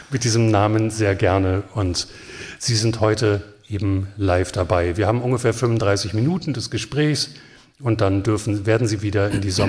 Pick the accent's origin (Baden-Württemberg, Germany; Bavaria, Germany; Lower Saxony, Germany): Lower Saxony, Germany; Hanover; Nun bin ich als Hannoveraner ja auch sehr häufig Gast schon dieses Festivals gewesen.